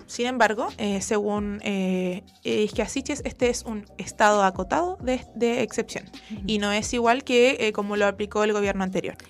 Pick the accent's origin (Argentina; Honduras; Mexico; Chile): Chile; Santiago, Santiago Metropolitan Region; yo soy de San Joaquín eh, y en San Joaquín solamente hay dos eh, móviles